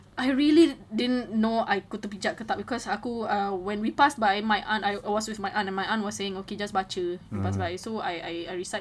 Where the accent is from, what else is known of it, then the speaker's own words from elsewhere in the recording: Singapore; I grew up in Yishun